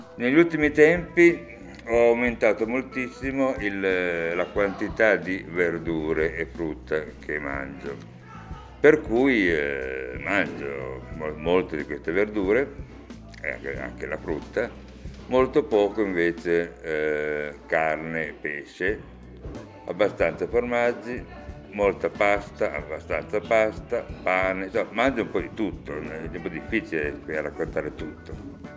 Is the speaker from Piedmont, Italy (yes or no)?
yes; Turin, Piedmont, Italy; sono nato a Torino e vissuto a Torino sempre, a parte qualche viaggio, ma comunque sempre a Torino